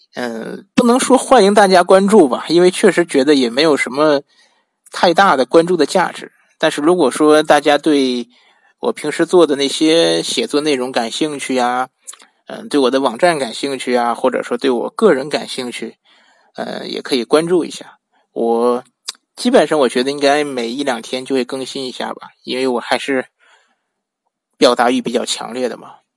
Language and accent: Chinese; northern China, China; 我本身是北方人